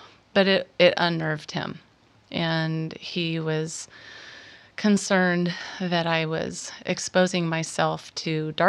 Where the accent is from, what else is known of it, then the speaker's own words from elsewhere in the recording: Washington, United States; now in San Diego, United States; Mm-hmm. Washington.